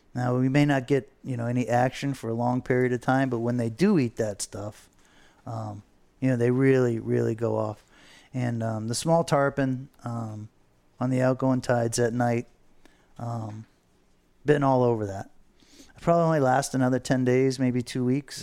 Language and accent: English; Fort Lauderdale, Florida, United States; we grew up here in Fort Lauderdale